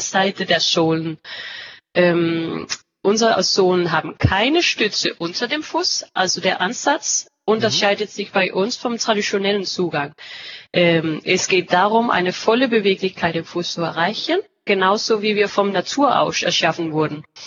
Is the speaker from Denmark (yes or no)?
yes; Denmark; German is a second language; ich bin Dänin und arbeite jetzt auch hier in, äh, ja, in unser Hauptsitz in Ikast in Dänemark